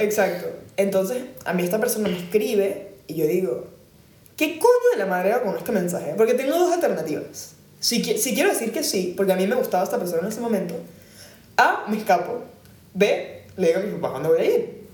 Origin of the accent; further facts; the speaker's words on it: Caracas, Capital District, Venezuela; moved away; hasta que yo me fui de Caracas